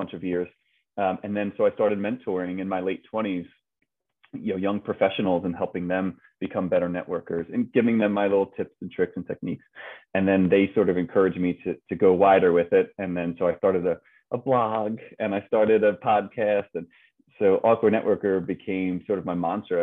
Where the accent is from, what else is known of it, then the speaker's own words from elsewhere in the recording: Philadelphia, Pennsylvania, United States; Born and raised in Philadelphia